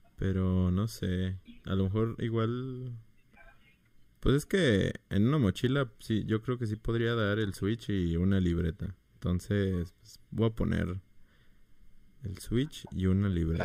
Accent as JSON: {"language": "Spanish", "town": "Mérida", "region": "Yucatán", "country": "Mexico", "said": "Yo soy de Mérida"}